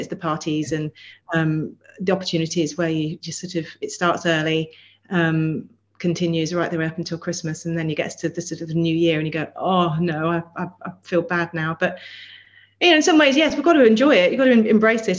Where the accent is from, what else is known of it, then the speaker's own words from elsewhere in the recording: Melton Mowbray, East Midlands, United Kingdom; now in London, United Kingdom; I grew up in Melton Mowbray, so I'm from the land of pork pie